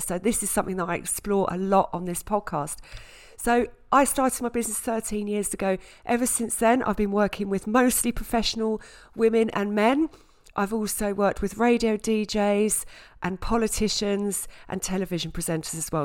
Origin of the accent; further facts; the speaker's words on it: Southend-on-Sea, East of England, United Kingdom; also born or lived in Scotland; now in London, United Kingdom; I grew up in Essex, in South End in Essex.